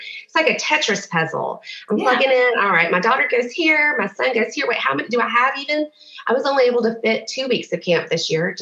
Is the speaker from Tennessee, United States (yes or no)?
yes; Memphis, Tennessee, United States; moved away as an adult; also born or lived in Knoxville; now in Nashville, United States; I'm from Memphis originally